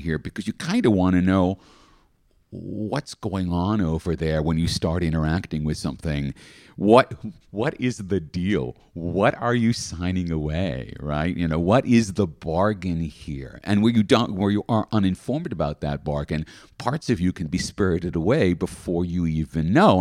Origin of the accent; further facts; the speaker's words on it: Australia; as an Australian